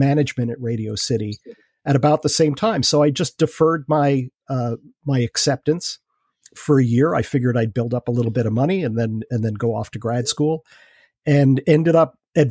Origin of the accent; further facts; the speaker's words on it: New York City, New York, United States; moved away as an adult; I grew up in Queens